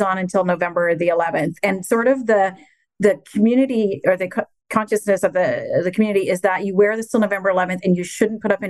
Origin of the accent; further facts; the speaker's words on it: Canada; I'm Canadian